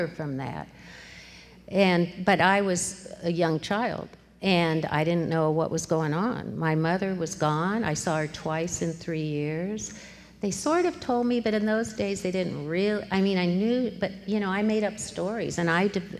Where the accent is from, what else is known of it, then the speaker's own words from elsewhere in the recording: Columbus, Ohio, United States; also born or lived in Manhattan, Kansas; now in Eugene, United States; I was born in Manhattan, Kansas, but pretty quickly moved to Columbus, Ohio, and I grew up there